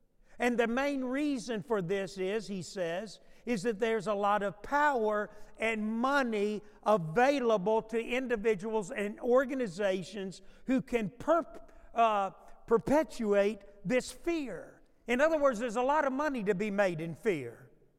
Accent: New York, United States; born there; I was born in New York. I said, I guess I'm from New York.

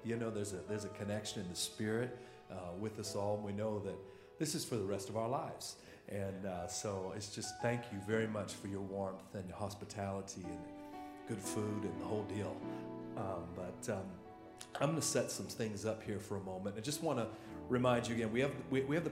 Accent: Oakland, California, United States; now in Atlanta, United States; I'm originally from Oakland, California, and live in Atlanta, Georgia with my family

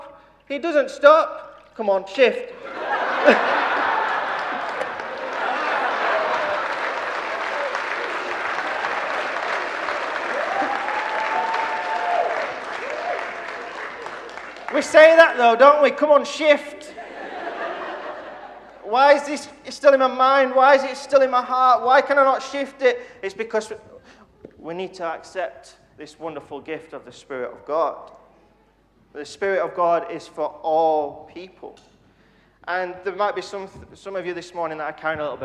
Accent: Dewsbury, Yorkshire and the Humber, United Kingdom; I was brought up in Dewsbury Elim Church for 18 years

